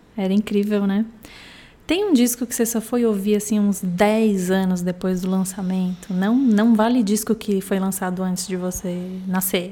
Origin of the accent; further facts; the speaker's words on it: Porto Alegre, Rio Grande do Sul, Brazil; de Porto Alegre, onde eu nasci